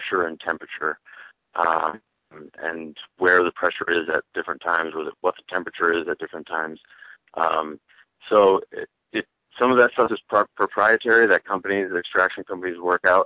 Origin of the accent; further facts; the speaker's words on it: Chicago, Illinois, United States; now in Colorado, United States; I'm from Chicago